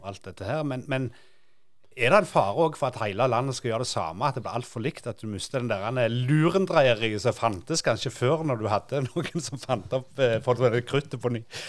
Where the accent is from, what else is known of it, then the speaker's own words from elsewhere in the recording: Sandnes, Rogaland, Norway; vi vokste opp uh, ute på Gandal